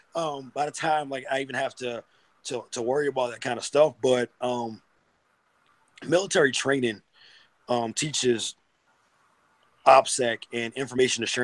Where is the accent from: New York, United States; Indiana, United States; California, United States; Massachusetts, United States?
Massachusetts, United States; Boston; moved away as an adult; now in Norfolk, United States; I'm from Boston